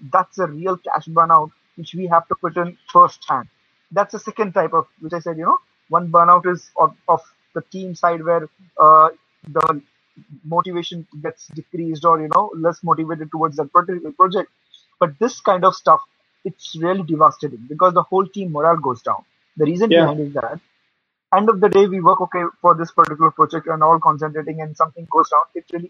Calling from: India; I basically, right now I'm from India. I mean, at the moment. So at the moment here, the timing is 1 a.m.

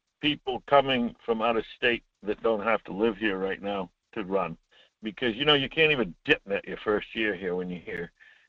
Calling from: Homer, Alaska, United States; Hi, Mike. … from Homer.

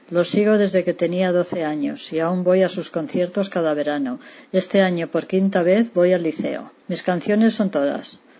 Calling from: Madrid, Community of Madrid, Spain; de Madrid.

